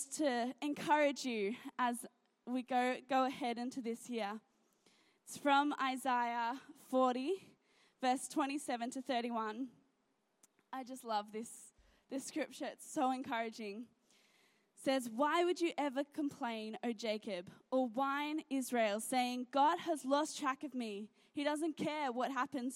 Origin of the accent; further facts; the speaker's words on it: Gold Coast, Queensland, Australia; also born or lived in Sydney; I've moved around a lot in my life. I was born in Sydney, moved to the Gold Coast, and then my parents sort of changed jobs a lot, and so we moved all around the Gold Coast